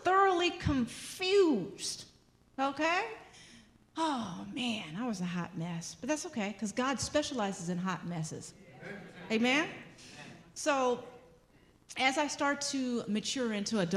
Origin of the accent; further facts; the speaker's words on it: Los Angeles, California, United States; growing up in Los Angeles, the color of my skin, I was discriminated against